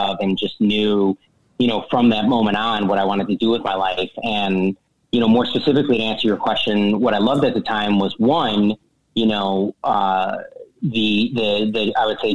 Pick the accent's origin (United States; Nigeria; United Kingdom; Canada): United States; Chicago, Illinois; I'm originally from Chicago, from the Midwest